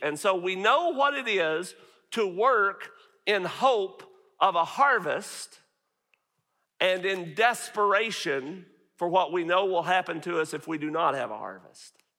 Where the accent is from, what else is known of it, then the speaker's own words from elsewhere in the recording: Northeast Arkansas, United States; moved away as an adult; now in Farmersville, United States; I grew up in Northeast Arkansas